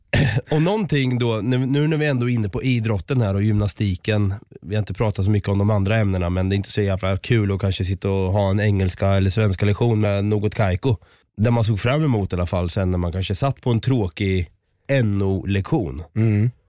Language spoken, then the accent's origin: Swedish; Östergötland, Sweden